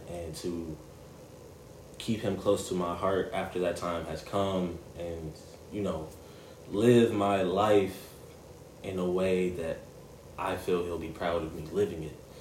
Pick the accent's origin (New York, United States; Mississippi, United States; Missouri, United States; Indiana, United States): Indiana, United States; Gary; growing up in Gary